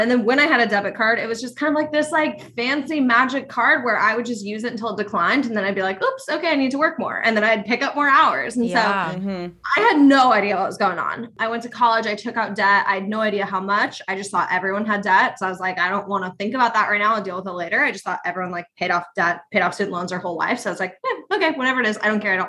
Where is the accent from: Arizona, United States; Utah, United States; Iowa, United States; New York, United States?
Iowa, United States; I grew up in Iowa in a small town